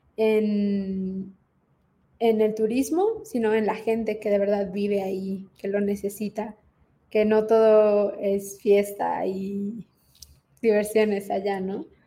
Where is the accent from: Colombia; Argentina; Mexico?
Mexico; Quintana Roo; moved away; Quintana Roo, que es de donde soy